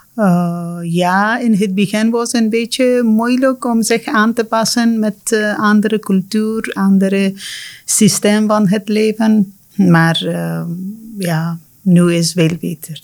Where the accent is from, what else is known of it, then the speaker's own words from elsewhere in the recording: Afghanistan; Dutch is a second language; moved away as an adult; now in Ghent, Belgium; Ik kom uit Afghanistan